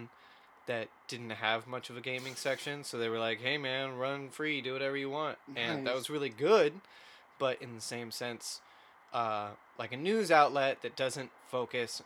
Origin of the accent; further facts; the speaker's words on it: Eastern Washington, United States; I'm from Eastern Washington